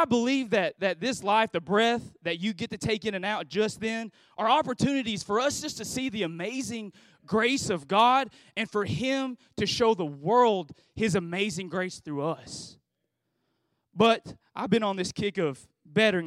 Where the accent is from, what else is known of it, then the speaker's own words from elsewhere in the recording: Philippines; I'm from the Philippines, you know, made in the Philippines